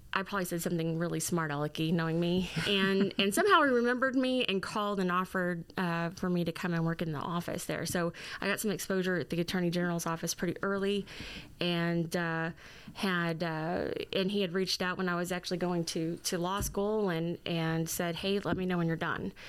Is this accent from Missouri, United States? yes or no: yes; Fredericktown, Missouri, United States; moved away as an adult; now in Jefferson City, United States; I am originally from Fredericktown, Missouri